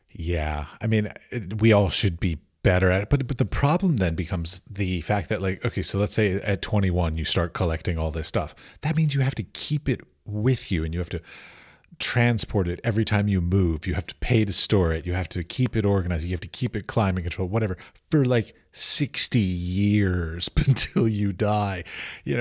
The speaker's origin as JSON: {"language": "English", "country": "United States", "said": "I'm an American"}